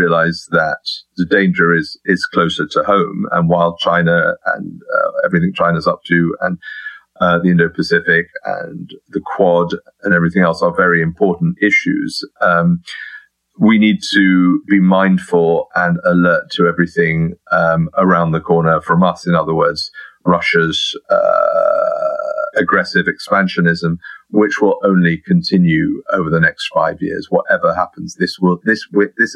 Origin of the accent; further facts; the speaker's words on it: United Kingdom; as a Brit